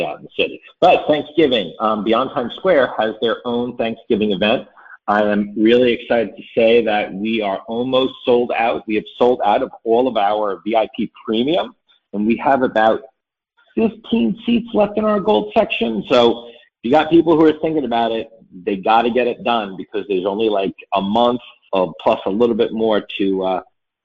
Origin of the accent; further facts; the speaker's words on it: New York City, New York, United States; I'm a New Yorker